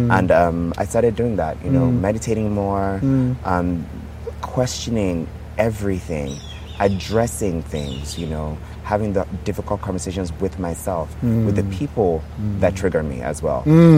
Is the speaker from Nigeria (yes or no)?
yes; Nigeria; moved away as an adult; also born or lived in Texas, United States; Nigeria represented a lot of pain for me. Yes. I wasn't understood here.